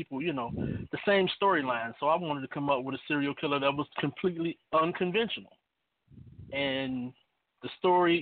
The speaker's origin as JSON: {"language": "English", "town": "Cleveland", "region": "Ohio", "country": "United States", "said": "I'm from Cleveland, Ohio."}